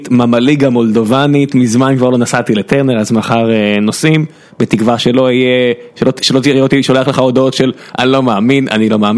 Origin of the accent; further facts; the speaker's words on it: Beersheba, Southern District, Israel; אני עדיין באר שבעי, כן.